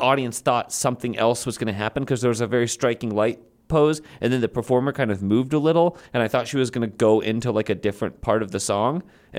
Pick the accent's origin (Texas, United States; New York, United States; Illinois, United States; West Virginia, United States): Illinois, United States; Chicago; I'm from Chicago. I care about one thing and one thing only, Navy Pier